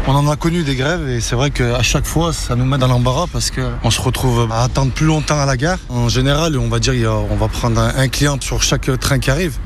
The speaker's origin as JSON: {"language": "French", "area": "Loire", "region": "Auvergne-Rhône-Alpes", "country": "France", "said": "Chez nous, dans la Loire"}